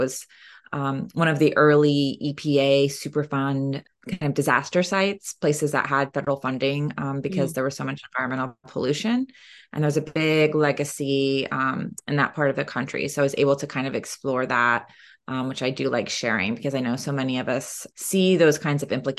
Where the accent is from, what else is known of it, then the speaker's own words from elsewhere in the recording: Oklahoma, United States; And I am Cherokee from Northeastern Oklahoma, so it's very personal to me in that way.